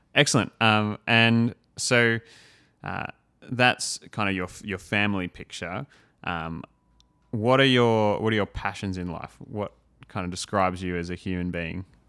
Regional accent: Australia; first language English; growing up in Australia where it's like, cool, English, that's it

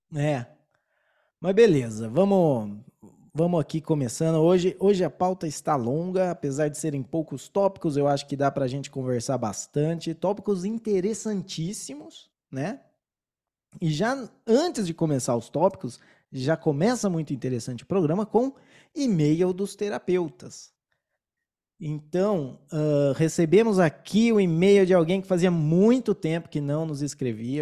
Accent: São Paulo, Brazil; now in Colombia; eu sou de São Paulo, então eu torço pro Palmeiras

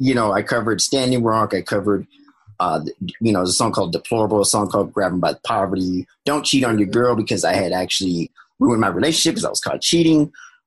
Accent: Oakland, California, United States; I'm from Oakland

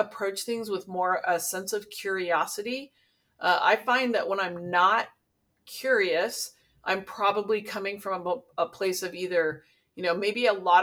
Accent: Santa Barbara, California, United States; also born or lived in Los Angeles; I grew up in the Santa Barbara area

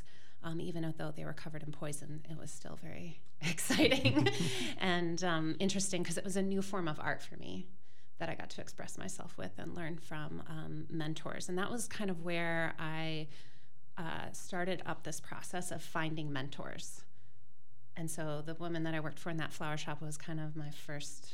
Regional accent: Michigan, United States; also born or lived in Chicago; I grew up in Michigan. I grew up in the lakes and the trees

